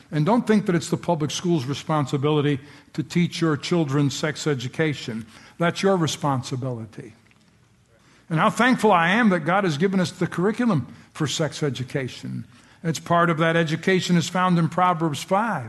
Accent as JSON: {"language": "English", "country": "United States", "said": "I'm so glad to be an American"}